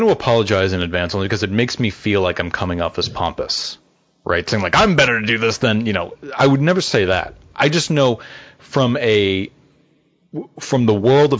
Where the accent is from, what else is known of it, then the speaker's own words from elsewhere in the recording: Boston, Massachusetts, United States; accent: Boston; I would say it in my Boston accent, have a happy new year.